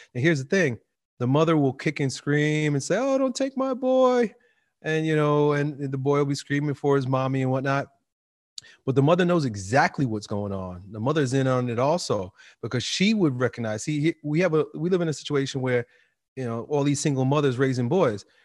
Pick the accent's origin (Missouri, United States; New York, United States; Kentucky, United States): New York, United States; New York City; as a kid, growing up in a black and white world, New York City